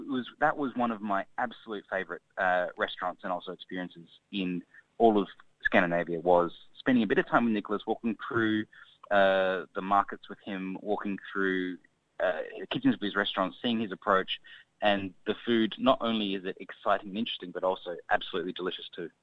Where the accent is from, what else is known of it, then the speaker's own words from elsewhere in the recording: Australia; growing up in Australia